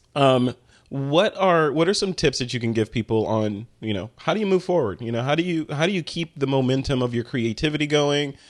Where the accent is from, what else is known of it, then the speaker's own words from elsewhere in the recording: Chicago, Illinois, United States; moved away; I'm from Chicago